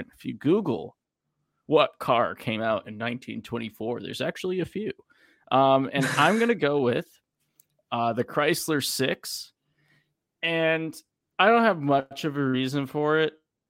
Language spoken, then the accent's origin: English; New England, United States; Hot Wheels for all the fucking people in my life that call me out for saying hot because I'm from New England.